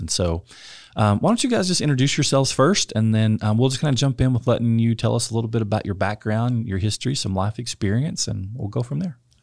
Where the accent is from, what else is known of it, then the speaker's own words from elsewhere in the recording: West Texas, United States; I grew up in West Texas, uh, conservative, rural West Texas